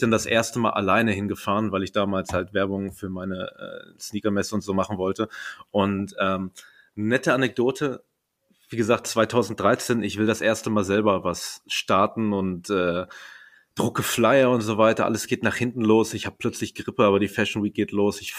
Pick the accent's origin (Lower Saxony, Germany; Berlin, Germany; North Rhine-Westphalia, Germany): Berlin, Germany; wobei ich bin Berliner durch und durch, Erbrecht durch die Eltern.